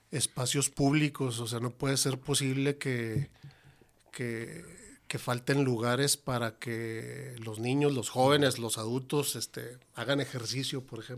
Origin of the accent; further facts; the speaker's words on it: Ciudad Juárez, Chihuahua, Mexico; soy originario de Chihuahua, pero llegué aquí a Juárez cuando tenía dos o tres años de edad. Ahorita tengo 54 años